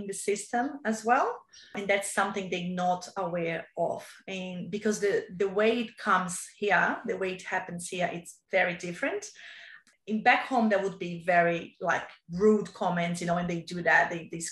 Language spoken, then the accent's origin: English; Brazil; English is a second language; moved away as an adult; now in Australia; I came from Brazil